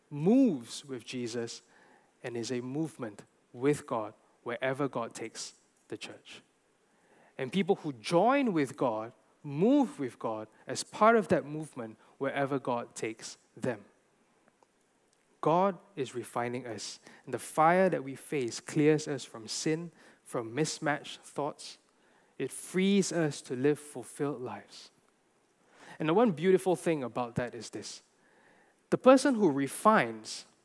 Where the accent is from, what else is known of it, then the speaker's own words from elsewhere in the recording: Malaysia; I'm a Gentile. I'm Chinese. I'm Malaysian.